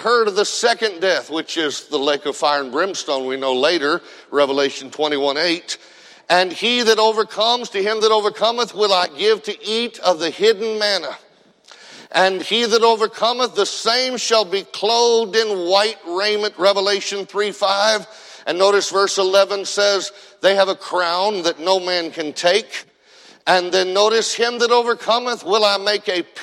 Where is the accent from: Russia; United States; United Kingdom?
United States; Indiana; I grew up in Indiana